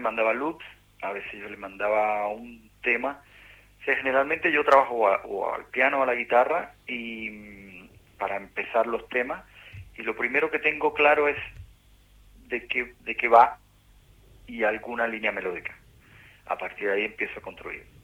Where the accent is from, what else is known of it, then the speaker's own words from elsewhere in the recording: Cuba; moved away as an adult; a Argentina fue el primer país que llegué después que salí de Cuba